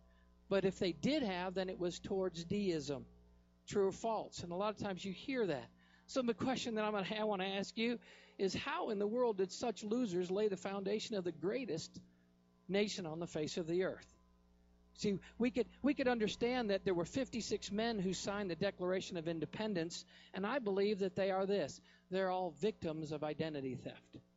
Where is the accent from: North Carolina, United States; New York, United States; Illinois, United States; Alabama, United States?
North Carolina, United States; I'm from North Carolina